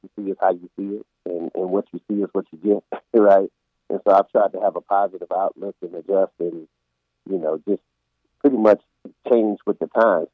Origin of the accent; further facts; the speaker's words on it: Tobacco Road, North Carolina, United States; we grew up around here on Tobacco Road